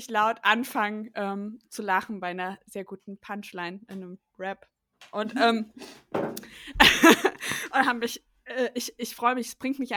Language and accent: German; East Germany, Germany; ich bin am Ende der DDR geboren